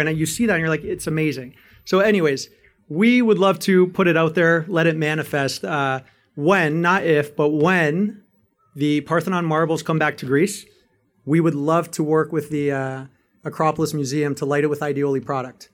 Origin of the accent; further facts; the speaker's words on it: Canada; I'm a Greek, Canadian, and American citizen, born and raised in Canada